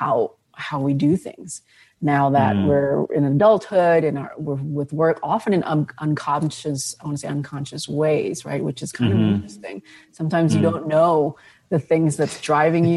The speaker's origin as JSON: {"language": "English", "country": "Indonesia", "tie": "born or raised there", "moved": "yes", "lives_now": "United States", "said": "I grew up in Indonesia"}